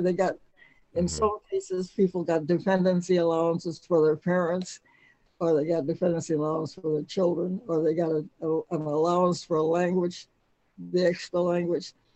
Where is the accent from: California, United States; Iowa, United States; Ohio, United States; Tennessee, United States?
Ohio, United States; Cleveland; I was born in Cleveland, Ohio, back in 1927